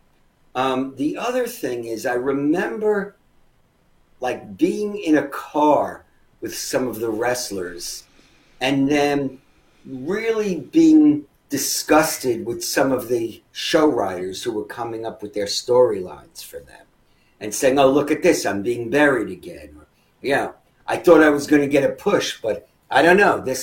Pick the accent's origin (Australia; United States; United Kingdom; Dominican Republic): United States; New York City, New York; I was from Queens, but, you know, it was still the five boroughs.